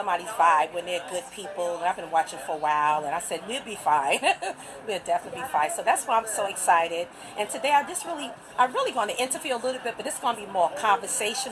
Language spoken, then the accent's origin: English; Richmond, Virginia, United States; I'm from Richmond